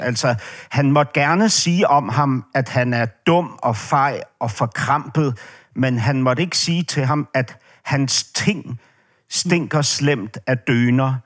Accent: Denmark

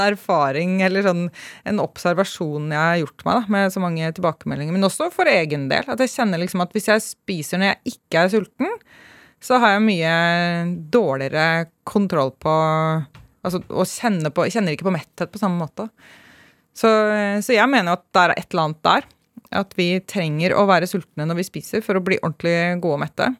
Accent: Hønefoss, Buskerud, Norway; jeg er eh, oppvokst i en liten bygd utenfor Hønefoss. Fra Hausbygd.

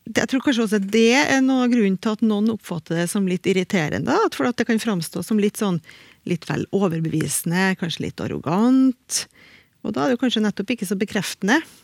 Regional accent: Trøndelag, Norway; accent: Trøndersk; I trøndersk, iallfall i min dialekt

